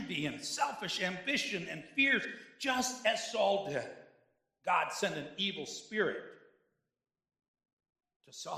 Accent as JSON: {"language": "English", "town": "Cheektowaga", "region": "New York", "country": "United States", "said": "I come from Cheektowaga"}